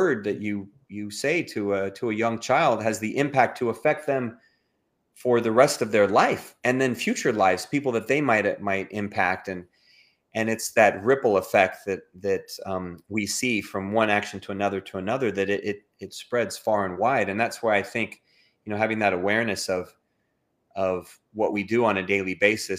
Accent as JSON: {"language": "English", "town": "Los Angeles", "region": "California", "country": "United States", "moved": "yes", "lives_now": "Houston, United States", "said": "I currently live in outside of Houston, Texas. I'm originally from Southern California, from Los Angeles"}